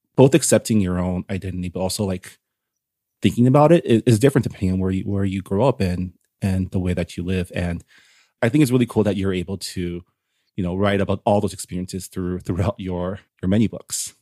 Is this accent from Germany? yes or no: no; San Gabriel Valley, California, United States; I grew up in the San Gabriel Valley